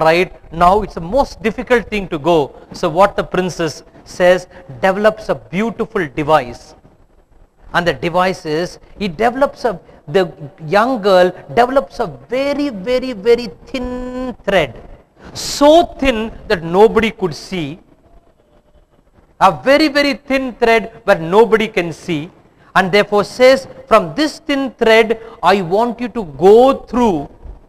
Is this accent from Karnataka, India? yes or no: yes; Bangalore, Karnataka, India; I come from Bangalore